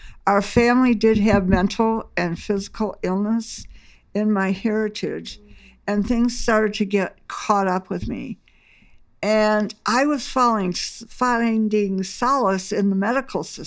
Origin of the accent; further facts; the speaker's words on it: Batavia, Illinois, United States; also born or lived in Omaha, Nebraska; now in Aurora, United States; I was born and raised in Batavia